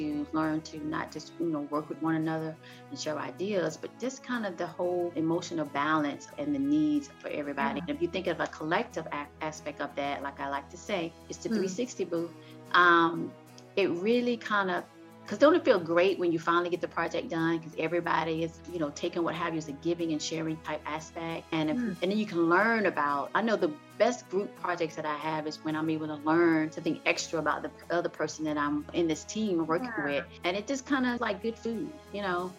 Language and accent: English; the South, United States; I'm from the South